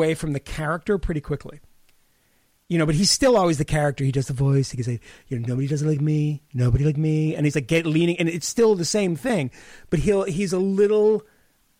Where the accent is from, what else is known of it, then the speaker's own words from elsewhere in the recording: Massachusetts, United States; growing up in Massachusetts